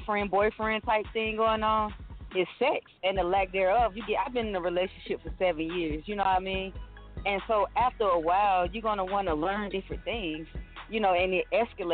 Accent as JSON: {"language": "English", "town": "Atlanta", "region": "Georgia", "country": "United States", "said": "I'm from Atlanta. I'm from the home of the booty."}